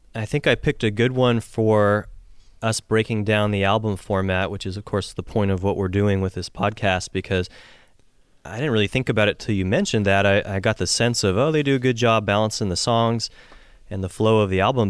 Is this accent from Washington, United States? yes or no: yes; Seattle, Washington, United States; Seattle, which is my hometown